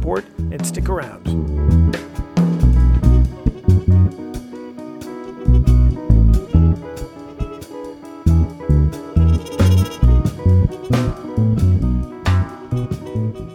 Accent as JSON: {"language": "English", "country": "United States", "said": "from the United States"}